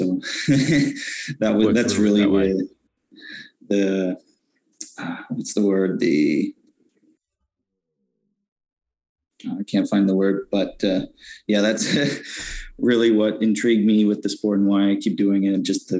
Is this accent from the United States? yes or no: no; Fredericton, New Brunswick, Canada; I grew up in Fredericton